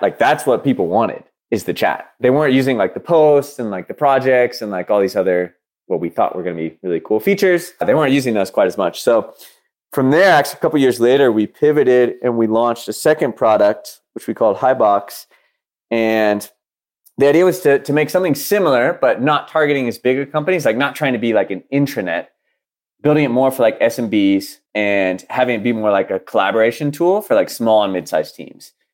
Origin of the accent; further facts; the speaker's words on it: Dallas, Texas, United States; moved away as an adult; I'm from Dallas